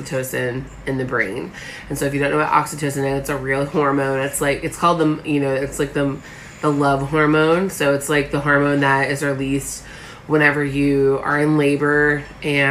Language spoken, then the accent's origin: English; Southern United States, United States; we're also Southern